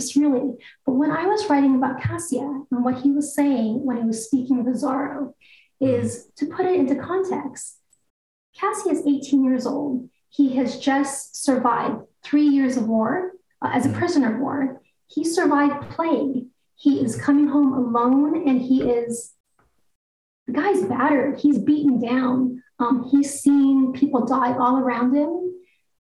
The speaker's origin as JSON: {"language": "English", "country": "Guam", "tie": "born or raised there", "also_born_or_lived": "Eugene, Oregon", "moved": "as an adult", "said": "I was on Guam when I was a week old and I left when I went to the University of Oregon."}